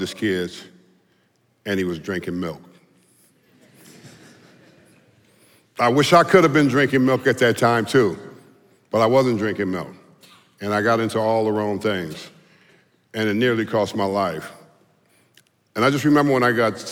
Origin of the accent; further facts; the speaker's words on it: Southern California, United States; I was a Southern California player, you know, and I came from Southern California